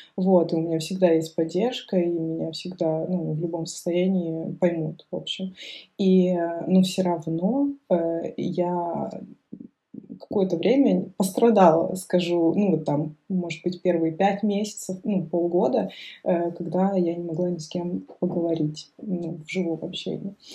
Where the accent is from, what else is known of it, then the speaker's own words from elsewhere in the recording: Saint Petersburg, Russia; also born or lived in Moscow; now in Aix-en-Provence, France; я сама, считайте, питерская